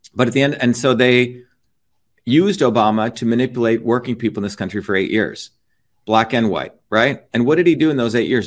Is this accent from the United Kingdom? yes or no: no; India; now in United States; I grew up in India